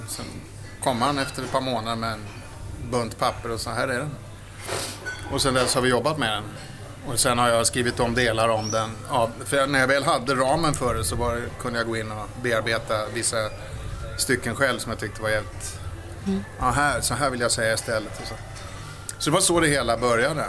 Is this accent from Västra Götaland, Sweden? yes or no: no; Stockholm, Stockholm County, Sweden; Jag är uppväxt i Stockholm, i Vasastan